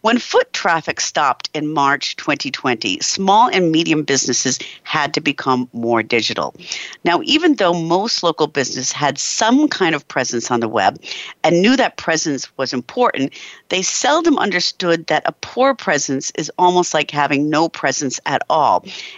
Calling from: Germany; Our guest today, I'm calling in from Germany

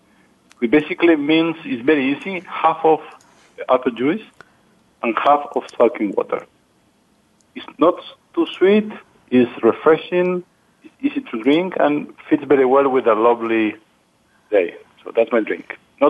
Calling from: Baden-Baden, Baden-Württemberg, Germany; I'm in Baden-Baden

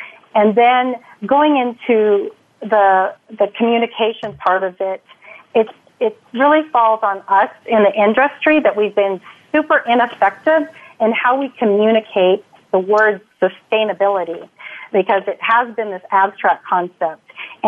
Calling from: Texas, United States; also born or lived in San Diego; So today I'm calling from Texas. And just close to the West Coast, we're officially based out of San Diego, but I'm in Texas today.

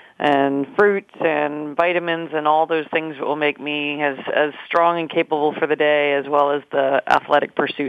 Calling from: Baltimore, Maryland, United States; I am in Baltimore, Maryland, and I'm drinking a protein shake.

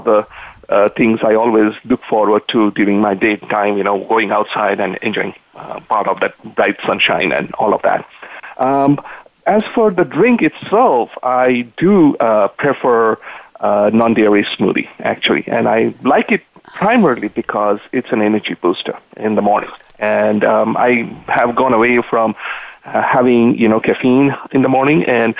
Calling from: Santa Clara, California, United States; I'm actually calling from Santa Clara in California. And that's where I live, and I enjoy the weather out here in California.

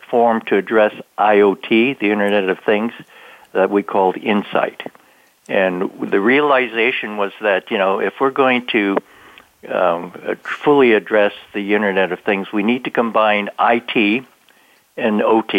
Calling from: Santa Clara, California, United States; I'm calling from Herndon, Virginia. My regular place of employment is in Santa Clara, California, but I'm out here enjoying a bit of vacation.

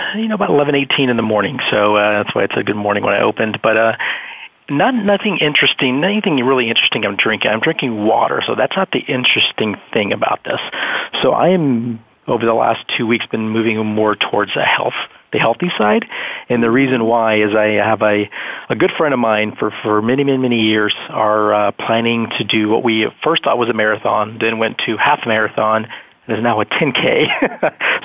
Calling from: Dallas, Texas, United States; I am calling from the great state of Texas. I'm uh, currently in Dallas

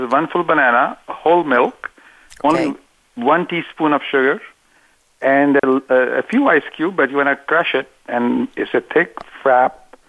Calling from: Cupertino, California, United States; Well, I'm calling from the heart of Silicon Valley. This is Cupertino, California, about 45 minutes south of San Francisco

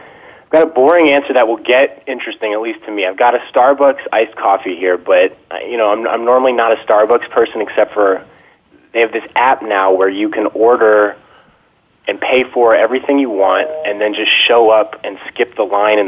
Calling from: Los Angeles, California, United States; I'm calling from Los Angeles

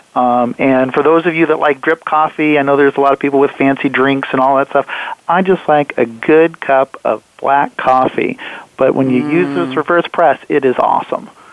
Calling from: Everett, Washington, United States; I'm calling from Everett, Washington, um, which is about 40 miles north of Seattle.

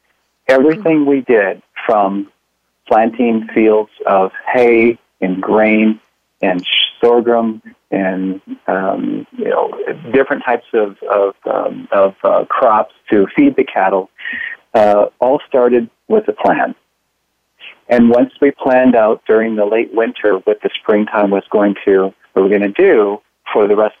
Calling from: Pontiac, Michigan, United States; Well, I'm calling in from Pontiac, Michigan. That's in the USA.

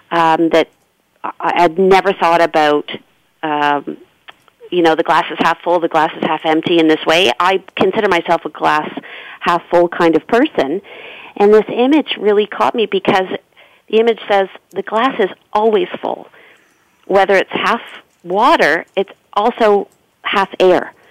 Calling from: Ontario, Canada; definitely uh, in Canada.

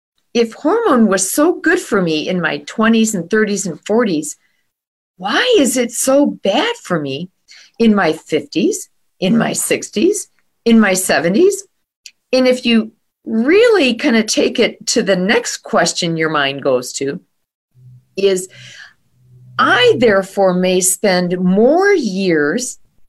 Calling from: Waukesha, Wisconsin, United States; I am in Waukesha, Wisconsin, just west of Milwaukee

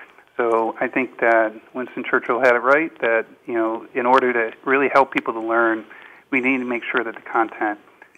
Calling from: Madrid, Community of Madrid, Spain; Yep, I'm in Madrid today.

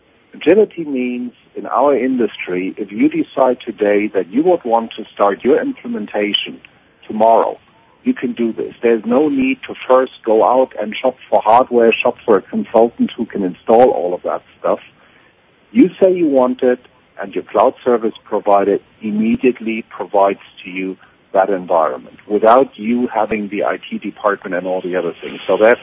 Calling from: Melbourne, Victoria, Australia; calling from Melbourne in Australia.

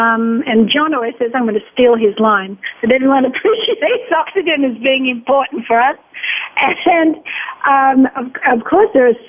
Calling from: Florida, United States; Calling from Florida. My husband and I live in Florida.

